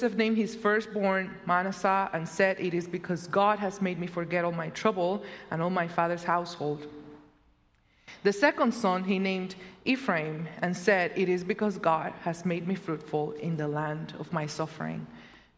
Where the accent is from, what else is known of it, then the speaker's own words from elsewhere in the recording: Puerto Rico; also born or lived in Madison, Wisconsin; now in Illinois, United States; my second home. The first one will always be Puerto Rico